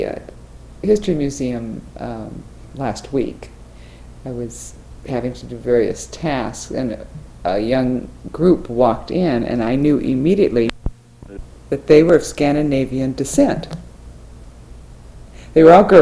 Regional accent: Webster Groves, Missouri, United States; also born or lived in St. Louis, Missouri; as someone growing up in Webster in my time, when I went to public school, it was a WASP, whole WASP society

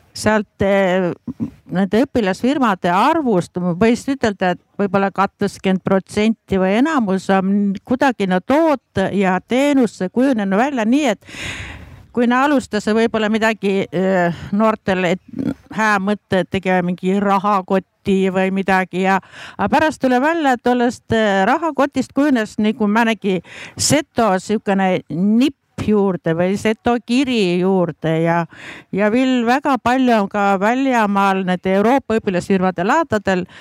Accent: Värska, Põlva County, Estonia; olen Värskast pärit, olen seto ja olen Setomaal senini ka elanud

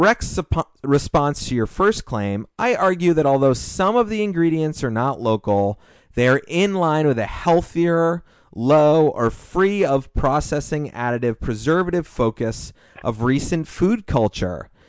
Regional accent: Hawaii, United States; As a Hawaiian, I'm really excited to see authentic poke restaurant open up in this area.

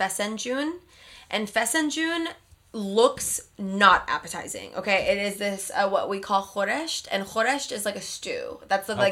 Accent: Pleasanton, California, United States; I grew up in Pleasanton

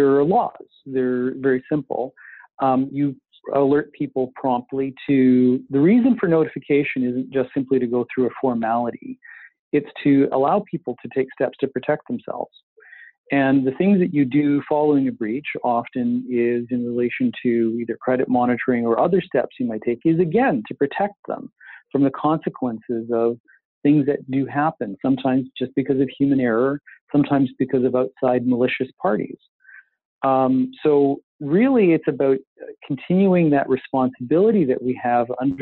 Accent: Canada; we're so Canadian

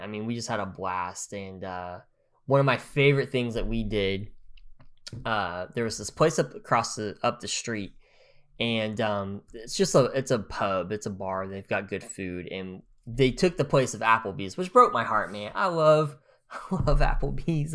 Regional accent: Grove, Oklahoma, United States; I'm from Grove, Oklahoma.

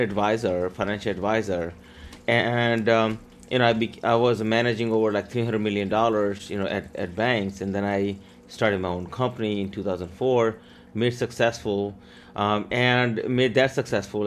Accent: Maryland, United States; English is a second language; also born or lived in India; I came here from India with twenty dollars and no English. Grew up here in Maryland

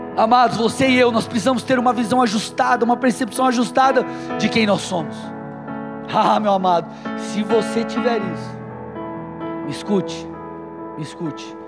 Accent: Brazil; nós brasileiros

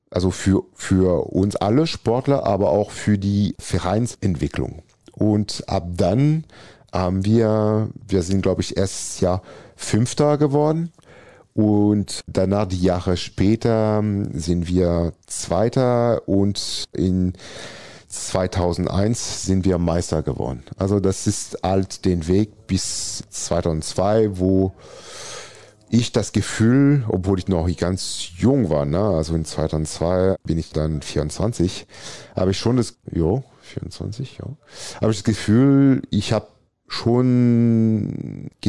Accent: Valence, Auvergne-Rhône-Alpes, France; German is a second language; Also, als ich groß gewachsen bin, bin ich mal im Süden von Valence, da wo ich geboren bin.

